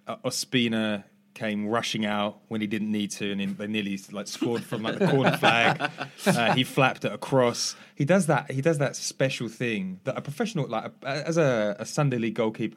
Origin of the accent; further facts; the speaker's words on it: England, United Kingdom; as an English person